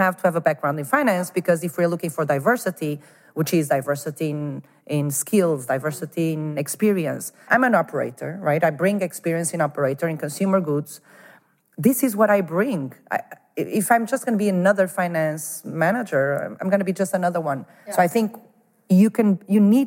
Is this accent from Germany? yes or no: no; Porto, Norte, Portugal; moved away as an adult; also born or lived in Denmark / Lisbon / Madrid; I was born in Porto and raised in Porto